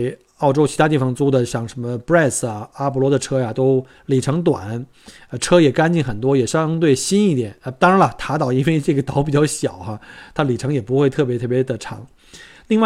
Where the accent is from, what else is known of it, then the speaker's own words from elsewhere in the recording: Beijing, China; moved away as an adult; now in Australia; 我记得我当年来旅呃来这个移民的时候，那时候我从北京过来的时候呢，是一一年，一零年一一年